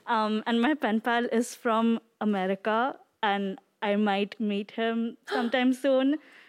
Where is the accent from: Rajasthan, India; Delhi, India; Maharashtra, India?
Maharashtra, India; Mumbai; I'm from India.